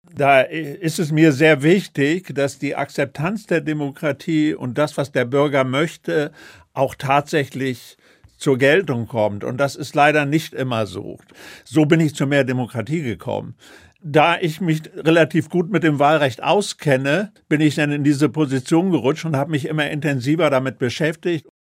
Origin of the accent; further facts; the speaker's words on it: Northern Germany, Germany; bei uns in Norddeutschland